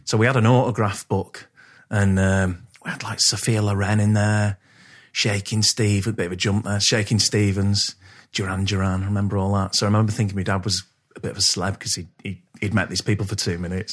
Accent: Poynton, North West England, United Kingdom; I grew up in Poynton

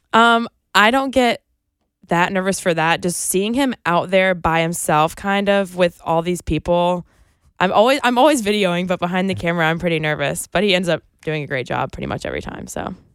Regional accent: Greenville, South Carolina, United States; moved away as an adult; now in Columbia, United States; I'm from Greenville, which is only an hour and a half away.

